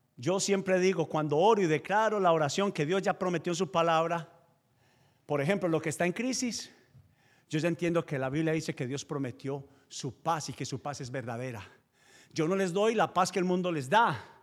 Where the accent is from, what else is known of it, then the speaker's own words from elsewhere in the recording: Paisa region, Antioquia, Colombia; soy paisa